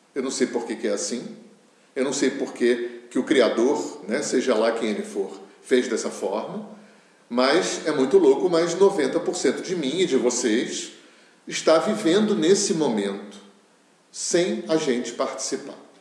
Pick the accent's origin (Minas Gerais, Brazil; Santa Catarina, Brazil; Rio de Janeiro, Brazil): Rio de Janeiro, Brazil; eu sou do Rio de Janeiro